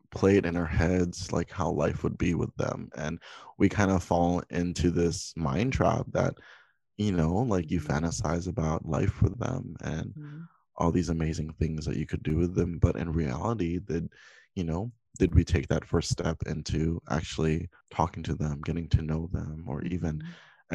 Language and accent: English; Hawaii, United States; now in Los Angeles, United States; I'm currently in California. I'm originally from Hawaii.